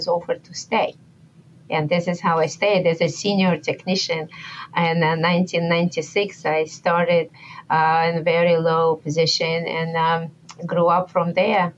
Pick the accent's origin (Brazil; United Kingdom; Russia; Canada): Russia; Moscow; moved away as an adult; I came from far away and I grew up in Moscow, Russia